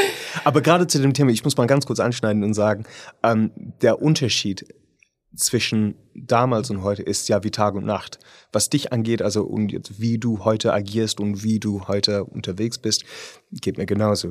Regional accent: United Kingdom; German is a second language; moved away; ich bin Brite

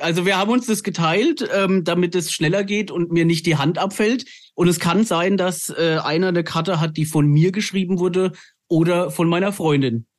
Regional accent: Lower Franconia, near the Hesse border, Bavaria, Germany; also born or lived in Frankfurt; wir sind Unterfranken, aber ich war sehr, sehr lange in Hessen auf der Schule und ich habe an der Grenze zu Hessen gewohnt und von daher bin ich eigentlich halber Hesse, halber Bayer

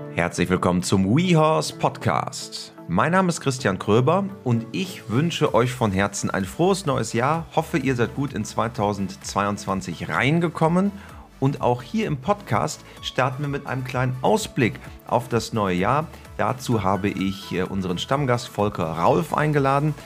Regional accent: Germany; bei uns in Deutschland

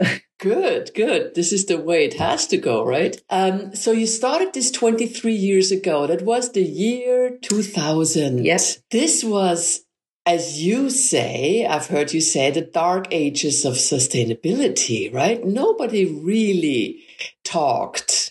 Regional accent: Vienna, Austria; moved away; my hometown of beautiful Vienna, Austria

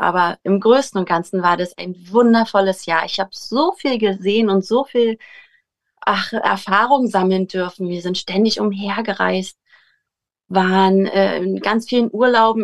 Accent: Potsdam, Brandenburg, Germany; Wir kommen aus Potsdam

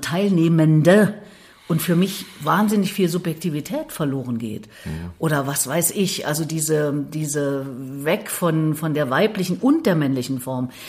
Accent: Thuringia, Germany; moved away as an adult; now in Berlin, Germany; ich bin Thüringerin bin mit 18 aus dem Haus nach mhm. Berlin

